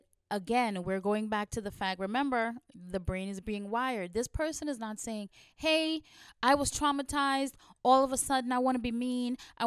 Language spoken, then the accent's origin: English; New York City, New York, United States; Listen, as a New Yorker, let me tell you, all day long, all day long, I'm running into people with an attitude. People from all walks of life live in New York.